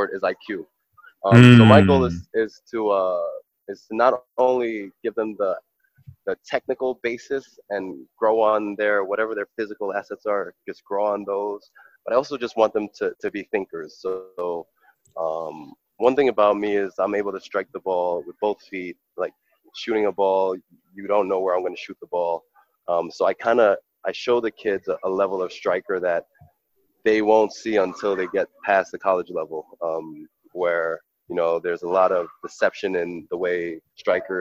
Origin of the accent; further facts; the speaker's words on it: New York, United States; I was born and raised in New York, but I grew up like a Haitian